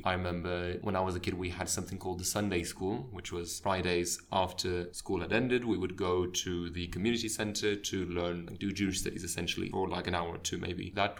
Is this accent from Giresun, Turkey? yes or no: no; Izmir, Turkey; moved away as an adult; also born or lived in Istanbul, Turkey; now in Netherlands; I was born and raised in Turkey, in Izmir. I also lived in Istanbul for 5 years during my high school years. For the last 4 years, I've been living in the Netherlands for my university degree.